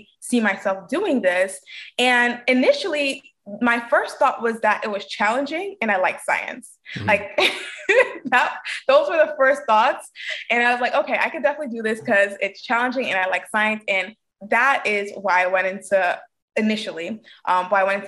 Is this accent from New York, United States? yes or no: yes; New York City, New York, United States; I'm born and raised in Brooklyn, New York